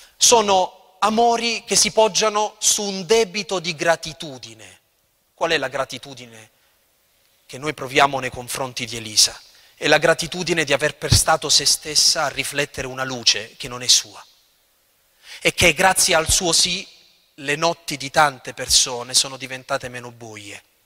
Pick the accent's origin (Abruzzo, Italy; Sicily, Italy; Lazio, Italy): Abruzzo, Italy; L'Aquila; io vengo dall'Aquila e ho sperimentato la tragedia del terremoto dell'Aquila